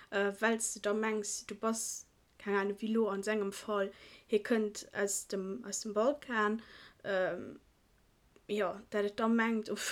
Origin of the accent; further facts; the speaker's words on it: Iran; Ein Kollege von mir, ich bin äh, Iraner, und...